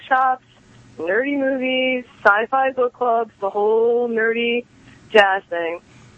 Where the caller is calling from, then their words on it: New Jersey, United States; from South Jersey.